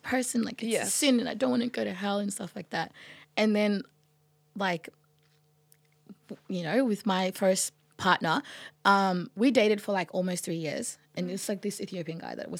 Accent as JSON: {"language": "English", "country": "Sudan", "said": "or like I come from Sudan."}